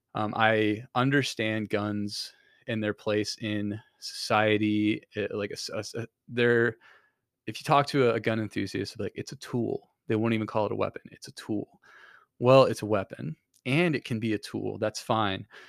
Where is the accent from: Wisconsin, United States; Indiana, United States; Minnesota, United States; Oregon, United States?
Indiana, United States; Kendallville; moved away; in Kendallville, which is where I'm from